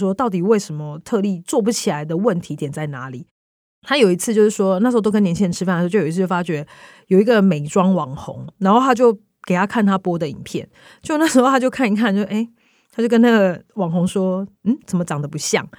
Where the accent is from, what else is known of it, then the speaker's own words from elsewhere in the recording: Taiwan; 我们台湾人的想法会是，我要买家具，我要买一些居家用品的时候